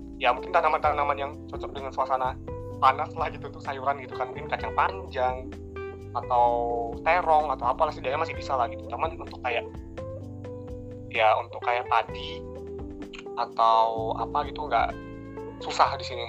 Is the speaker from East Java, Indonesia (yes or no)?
no; Air Molek, Riau, Indonesia; di sini kan di daerah aku nih, eh, terutama air molek